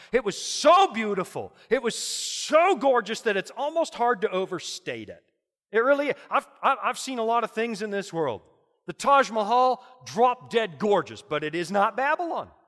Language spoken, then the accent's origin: English; Canada; as a Canadian